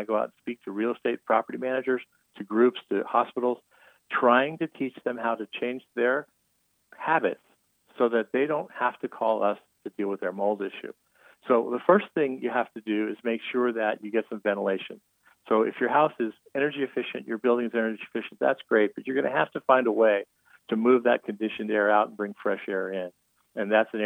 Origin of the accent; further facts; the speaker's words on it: Arizona, United States; I was born in Arizona and I'm in my 60s